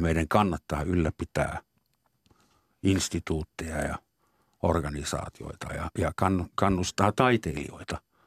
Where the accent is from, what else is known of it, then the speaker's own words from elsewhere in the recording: Finland; also born or lived in Southern Germany; now in Germany; mun sisäinen suomalainen